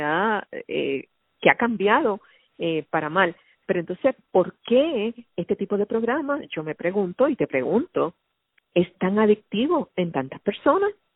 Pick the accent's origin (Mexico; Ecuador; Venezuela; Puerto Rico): Puerto Rico; nuestra sociedad puertorriqueña